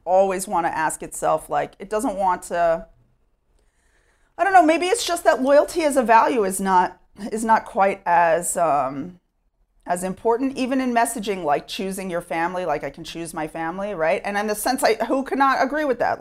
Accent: Sherman, Texas, United States; moved away as an adult; now in Efrat, Israel; I grew up in Sherman, Texas

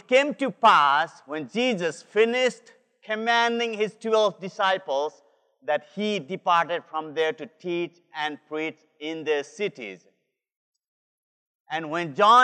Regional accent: Nepal; moved away; This is the land where I am from. I'm from Nepal

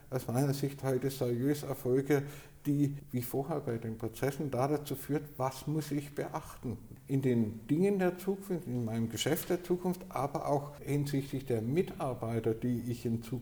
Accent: Baden-Württemberg, Germany; der vom Schaffen, darf ich als äh, Schwabe sagen, lebt

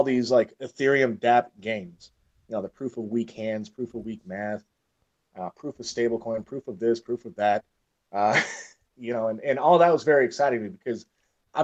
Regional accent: Michigan, United States; I grew up in Michigan

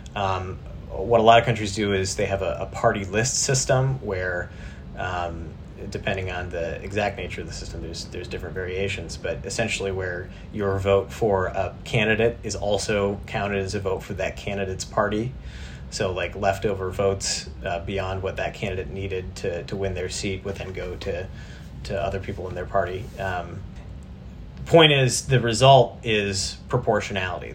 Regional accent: South Dakota, United States; moved away; I'm from South Dakota originally

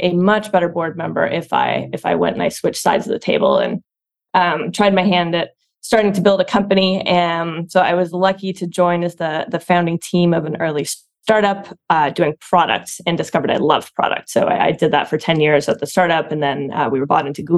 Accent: Ottawa, Ontario, Canada; now in San Francisco, United States; I'm from Ottawa, Canada originally

